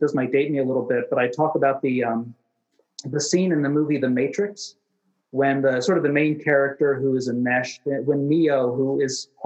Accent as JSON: {"language": "English", "country": "United States", "said": "as an American citizen"}